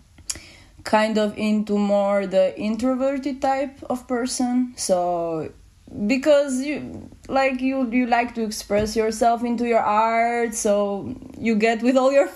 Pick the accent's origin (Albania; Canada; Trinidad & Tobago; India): Albania; now in Amsterdam, Netherlands; I'm from Albania